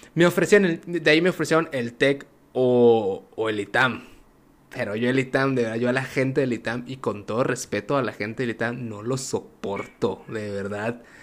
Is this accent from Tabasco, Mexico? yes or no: yes; Tabasco, Mexico; yo soy tabasqueño